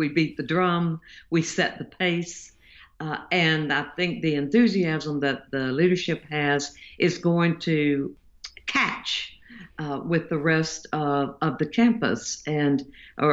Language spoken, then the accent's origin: English; the South, Southern United States, United States; I'm a Southerner. I live in the United States